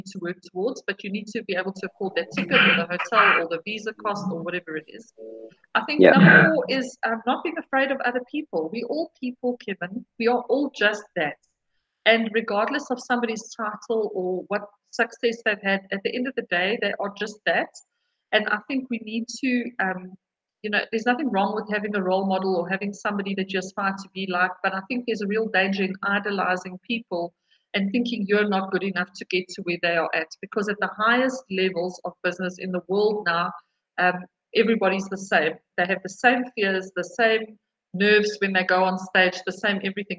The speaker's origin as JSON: {"language": "English", "country": "South Africa", "tie": "born or raised there", "said": "So as a South African woman"}